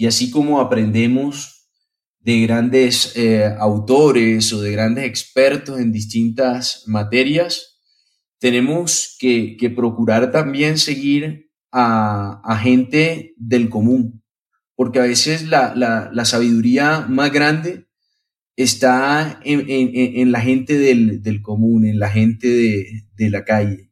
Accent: Colombia; moved away; also born or lived in Spain / Lebanon (ancestry); nací en Colombia, viví mucho tiempo en, en España

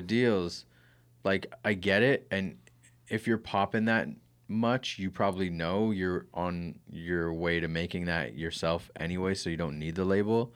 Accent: Kitchener, Ontario, Canada; I was born in Grand River Hospital

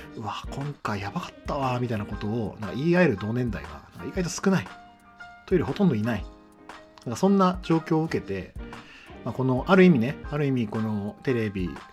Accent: Chiba, Japan; 地元は千葉の海浜幕張、幕張メッセとか幕張マリンスタジアムがある埋め立て地

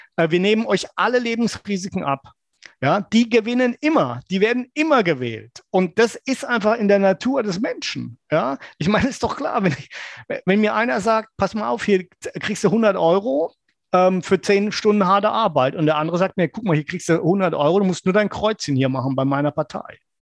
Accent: West Germany, Germany; als junger Mann, dass ähm, als Wessi

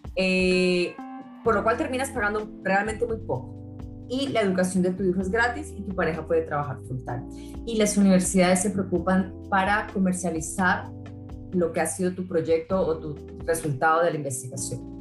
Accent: Colombia; moved away; also born or lived in Australia / England; Soy colombiana

